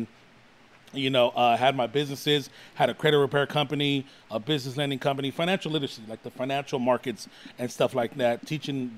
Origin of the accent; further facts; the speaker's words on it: Adelanto, California, United States; also born or lived in East Los Angeles, California; I'm from Adelanto